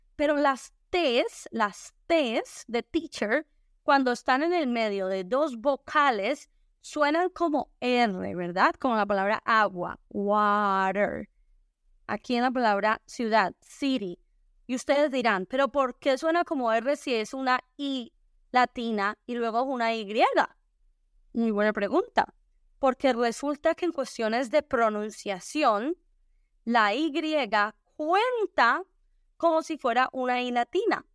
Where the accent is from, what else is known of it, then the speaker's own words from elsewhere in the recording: Spain; also born or lived in Colombia; yo crecí en España, crecí viendo al Real Madrid